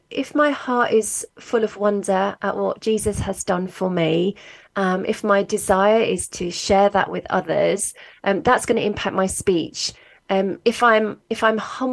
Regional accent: London, United Kingdom; now in Worcester, United Kingdom; I was brought up in London, actually. But yeah, I've lived in Worcester, which is right in the middle of England.

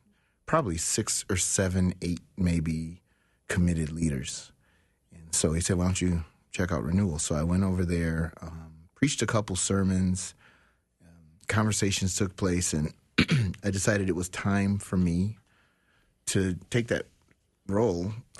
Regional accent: Detroit, Michigan, United States; Thing one is, as growing up in Detroit, because I was bored in the postseason because I didn't have anybody to root for, I adopted Fran Tarkenton and Chuck Foreman and Sammy White.

